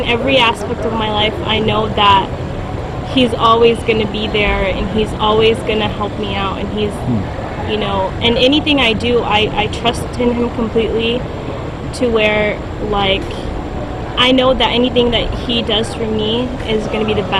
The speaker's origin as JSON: {"language": "English", "country": "Pakistan", "said": "And I'm Pakistani"}